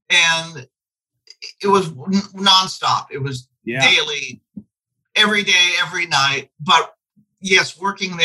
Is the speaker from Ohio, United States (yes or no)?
yes; Dayton, Ohio, United States; moved away as an adult; now in Indianapolis, United States; an exotic town called Dayton, Ohio.